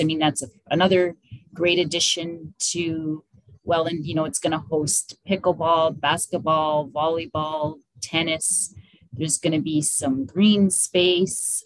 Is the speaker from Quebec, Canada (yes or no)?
no; Welland, Ontario, Canada; I lived, born and raised in Welland. I've been here my whole life